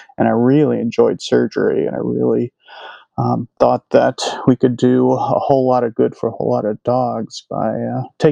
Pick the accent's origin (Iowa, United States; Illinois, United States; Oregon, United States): Illinois, United States; moved away as an adult; also born or lived in Prince Edward Island / Houston, Texas / Virginia; now in New Jersey, United States; I'm originally from Illinois and did vet school there